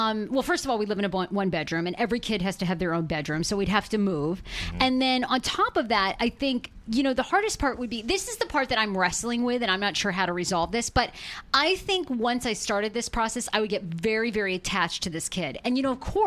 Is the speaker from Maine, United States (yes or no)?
yes; Maine, United States; I always grew up like growing up in Maine. You know, you grow up on the farm, so I grew up with animals outside.